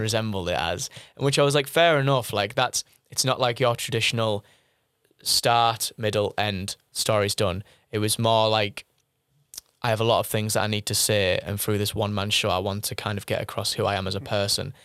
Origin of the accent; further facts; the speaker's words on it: Middlesbrough, North East England, United Kingdom; I was born in Middlesbrough